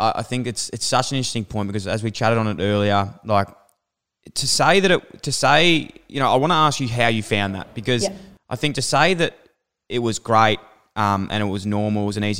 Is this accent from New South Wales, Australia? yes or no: no; Melbourne, Victoria, Australia; Like, I grew up in Fitzroy and would do a lot of my training down at Darabin.